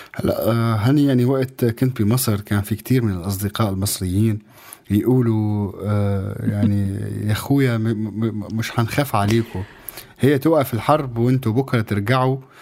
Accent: Syria; كسوري كشعب سوري

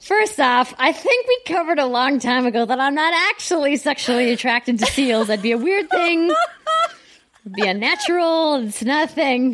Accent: United States; as an American

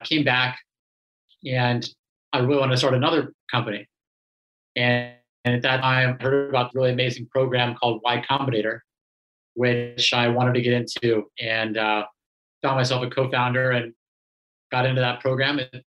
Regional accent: Los Angeles, California, United States; being born and raised in Los Angeles

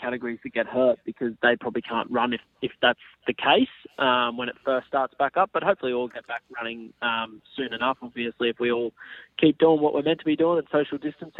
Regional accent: Australia; we're very Australian with things we do.

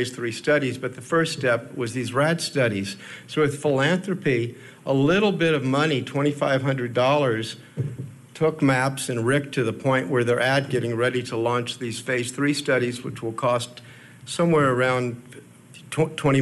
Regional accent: Houston, Texas, United States; I grew up in Houston, Texas

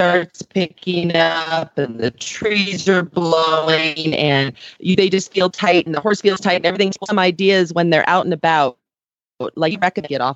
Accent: California, United States; moved away as an adult; now in Aurora, Colorado, United States; when I grew up in California

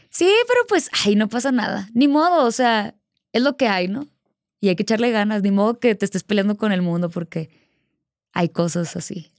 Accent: Culiacán, Sinaloa, Mexico; Justo ahí en Sinaloa, pues eh, mi abuelita siempre me ponía …, ella es de allá

